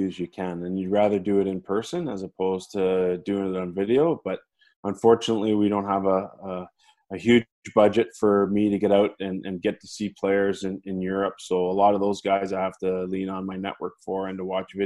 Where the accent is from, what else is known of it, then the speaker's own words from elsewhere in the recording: Mississauga, Ontario, Canada; I was born in Mississauga, Ontario, just outside of Toronto